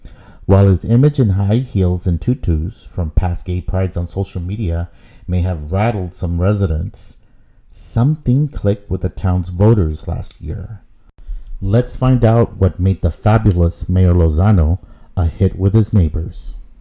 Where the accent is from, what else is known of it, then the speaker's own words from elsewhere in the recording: Brownsville, Texas, United States; I'm from Brownsville, so I'm very familiar with Del Rio.